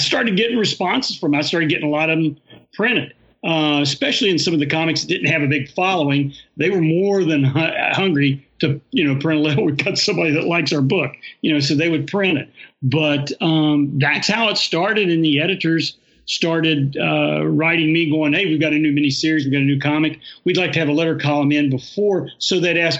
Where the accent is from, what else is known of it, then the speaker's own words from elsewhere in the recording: Huntington, West Virginia, United States; now in Ceredo, United States; I'm from Huntington, West Virginia, born and raised.